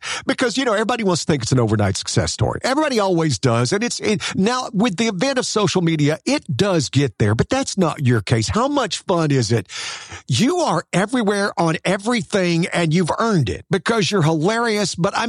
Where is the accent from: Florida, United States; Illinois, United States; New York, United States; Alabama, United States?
Alabama, United States; Well, but now we're both from the South, right? You did the North Carolina thing. I'm from L.A., what we like to call Lower Alabama.